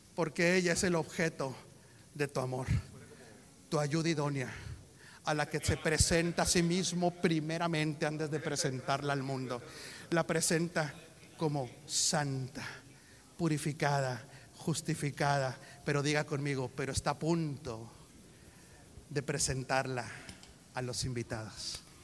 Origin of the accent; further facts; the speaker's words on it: Mexico; Soy mexicano.